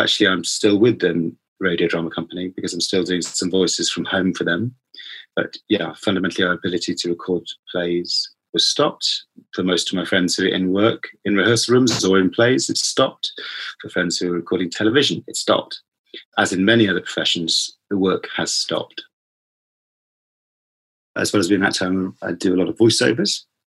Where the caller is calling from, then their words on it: London, United Kingdom; I'm speaking from London and I am a father of 2 children